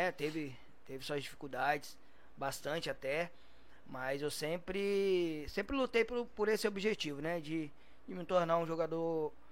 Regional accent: Volta Redonda, Rio de Janeiro, Brazil; Sou de Volta Redonda, comecei lá na base, né, no juvenil.

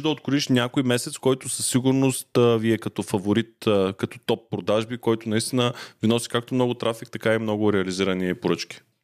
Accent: Ruse, Ruse Province, Bulgaria; аз съм от Русе

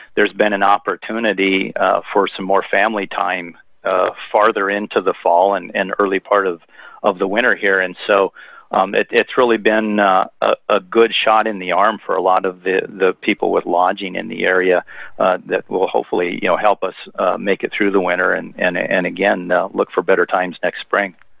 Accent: Iowa, United States; moved away as an adult; also born or lived in Monterey, California; now in Big Sur, United States; I grew up on a farm in Iowa

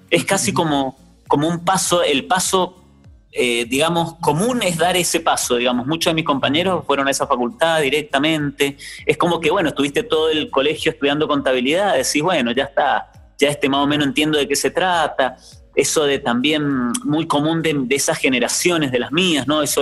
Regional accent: Mendoza, Argentina; En Mendoza. Mendoza, ciudad. República Argentina, Menduco de Ley.

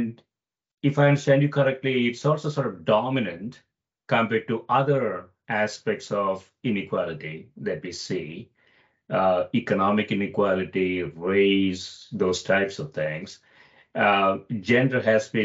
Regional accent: India; moved away; I grew up in India

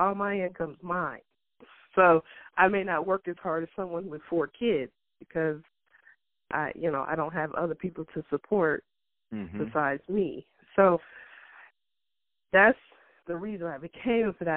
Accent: Louisiana, United States; also born or lived in Cleveland; Louisiana, my home state

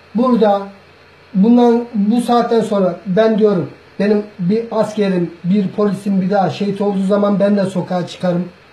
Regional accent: Turkey; Ben de Türk'üm

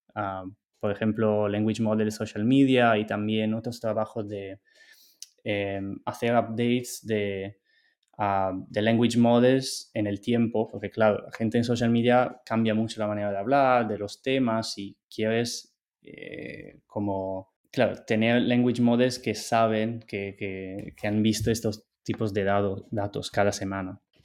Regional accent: Italy; Spanish is a second language; moved away as an adult; also born or lived in Barcelona, Spain; now in United States; yo soy de Italia.

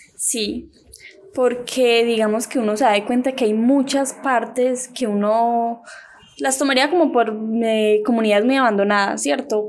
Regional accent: Valdivia, Antioquia, Colombia; De Valdivia, Antioquia

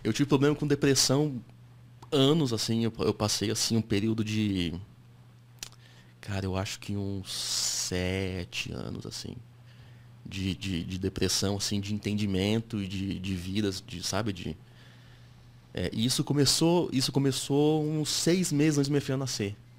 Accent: Japan; now in Brazil; fui para lá com 8 para 9 anos, cresci no Japão, estudei na escola japonesa um tempo

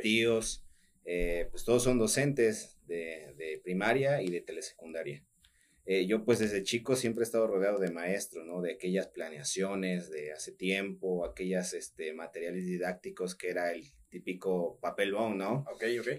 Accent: Altotonga, Veracruz, Mexico; also born or lived in Juan Rodríguez Clara; soy de Alto Tonga

